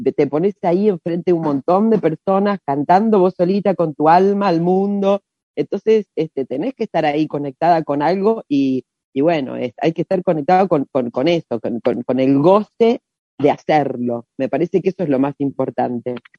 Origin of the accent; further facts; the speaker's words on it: Rosario, Santa Fe, Argentina; nosotros somos de Rosario